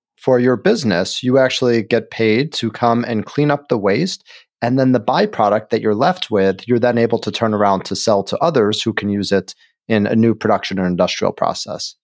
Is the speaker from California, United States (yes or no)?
no; Chicago, Illinois, United States; moved away; my hometown